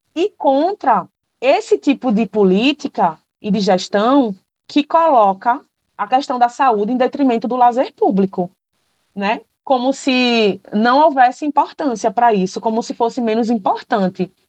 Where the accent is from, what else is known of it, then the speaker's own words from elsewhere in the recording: Paulista, Pernambuco, Brazil; Eu cresci em Paratibe